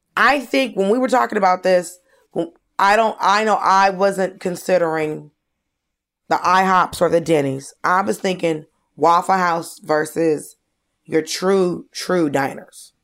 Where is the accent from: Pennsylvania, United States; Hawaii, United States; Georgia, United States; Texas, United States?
Georgia, United States; I grew up in Georgia